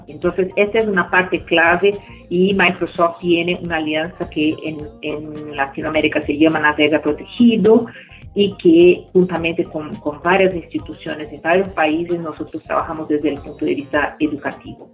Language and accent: Spanish; Brazil; soy brasileña